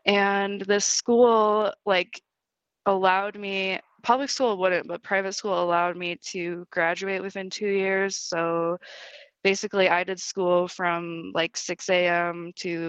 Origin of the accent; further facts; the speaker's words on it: Wichita, Kansas, United States; born there; So I was born in Wichita, Kansas.